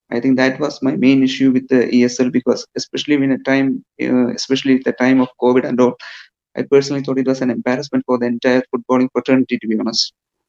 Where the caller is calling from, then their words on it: India; I'm calling from India.